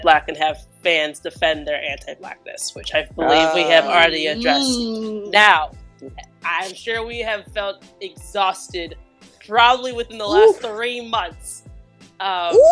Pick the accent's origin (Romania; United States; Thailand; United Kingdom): United States; I'm from America